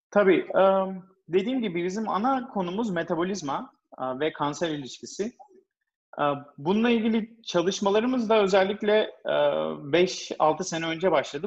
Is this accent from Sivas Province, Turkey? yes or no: no; İzmir, Turkey; moved away as an adult; also born or lived in Ankara / New York, United States; now in United States; Ben İzmir doğumluyum